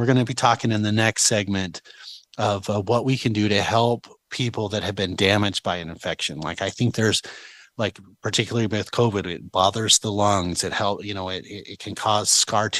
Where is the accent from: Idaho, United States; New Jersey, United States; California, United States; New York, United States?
Idaho, United States; we're from Idaho